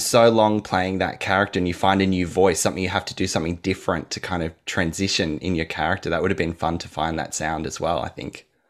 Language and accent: English; Sydney, New South Wales, Australia; I'm from Sydney